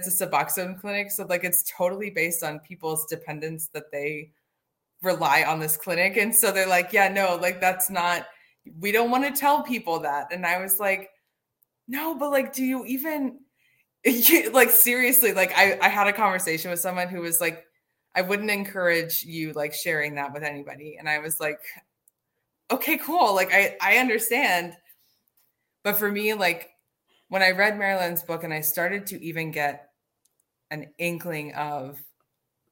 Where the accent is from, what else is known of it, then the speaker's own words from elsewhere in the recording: Midwest, United States; moved away; I'm recovering from the Midwest